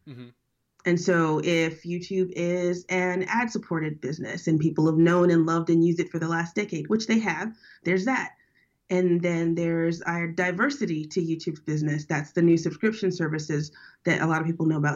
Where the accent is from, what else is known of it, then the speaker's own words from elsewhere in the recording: New Orleans, Louisiana, United States; now in San Francisco, United States; I'm from down south. I'm from born and raised in New Orleans.